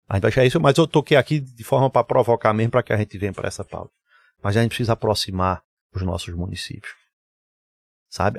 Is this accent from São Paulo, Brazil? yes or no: no; Recife, Pernambuco, Brazil; also born or lived in Garanhuns; eu nasci em Garanhuns, vim para Recife. Minha vida foi muito entre Garanhuns e Recife. Uh, nos mudamos para cá em final de 1977. Eu tinha quatro, cinco, ia fazer cinco anos de idade